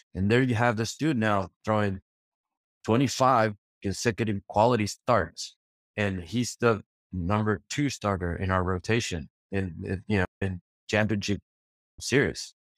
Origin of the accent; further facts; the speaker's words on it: Argentina; I'm from Argentina.